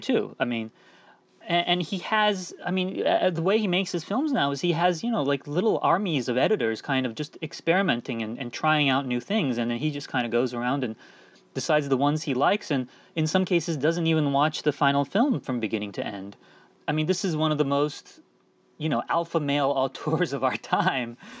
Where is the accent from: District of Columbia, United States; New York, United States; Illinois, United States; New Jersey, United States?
District of Columbia, United States; Washington; born or raised there; also born or lived in England / Turkey